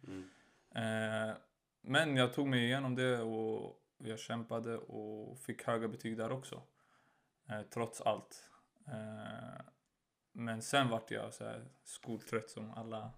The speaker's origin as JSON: {"language": "Swedish", "town": "Stockholm", "region": "Stockholm County", "country": "Sweden", "tie": "born or raised there", "said": "jag byter skola till Hagsätra där jag är uppvuxen"}